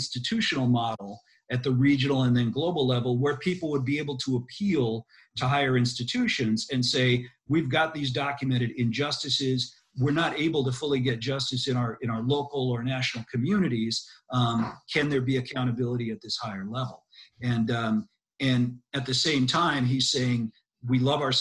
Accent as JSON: {"language": "English", "country": "United States", "moved": "yes", "lives_now": "Brisbane, Australia", "said": "I'm an American citizen, a U.S. citizen"}